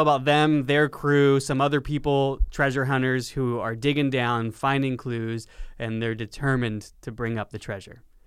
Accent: Lancaster, California, United States; my hometown of Lancaster, California

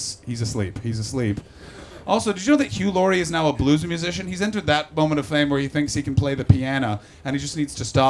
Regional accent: Canada; I'm from Canada

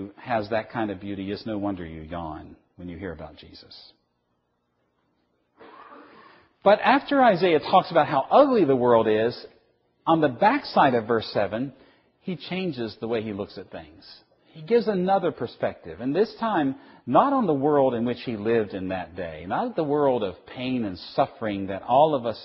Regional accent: the South, United States; I'm from the South.

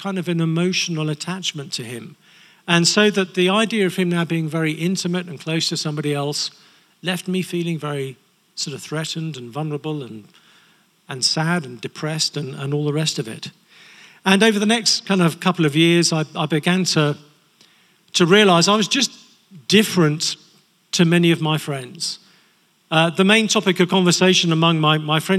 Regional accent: England, United Kingdom; we're English

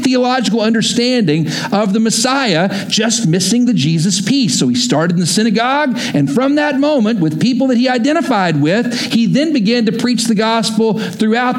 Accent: Texas, United States; moved away as an adult; also born or lived in Oklahoma; I grew up in Texas, went to school in Oklahoma.

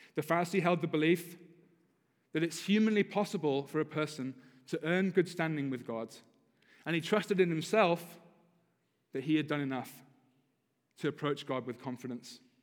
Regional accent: United Kingdom; now in United States; as a Brit because we, we drive properly in Britain

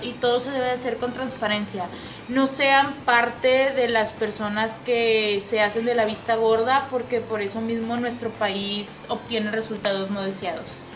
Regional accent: Mexico; como buenos mexicanos que somos

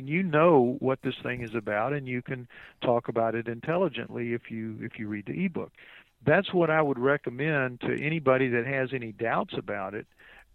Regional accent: New Orleans, Louisiana, United States; I'm from New Orleans

